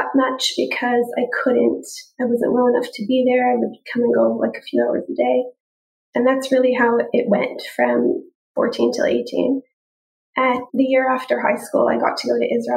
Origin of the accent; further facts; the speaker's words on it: Toronto, Ontario, Canada; I'm from Toronto, Canada.